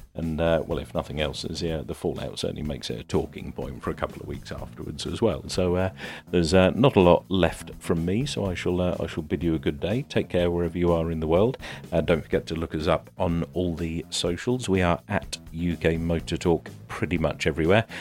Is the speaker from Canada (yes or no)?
no; United Kingdom; I'm British